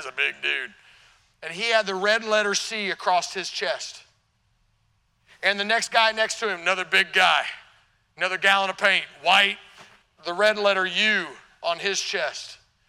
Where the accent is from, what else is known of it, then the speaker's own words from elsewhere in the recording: Illinois, United States; born there; I was born in Illinois.